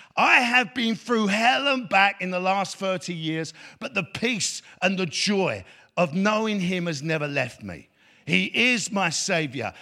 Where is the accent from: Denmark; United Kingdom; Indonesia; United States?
United Kingdom; London; me growing up in East London